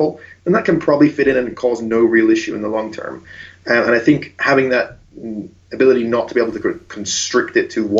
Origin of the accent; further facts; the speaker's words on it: Ireland; also born or lived in outside London, England; I was brought up in Ireland, I was born just outside London